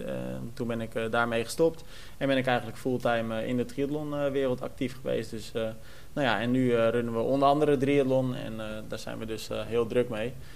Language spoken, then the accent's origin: Dutch; Almere, Flevoland, Netherlands; Ik kom uit Almere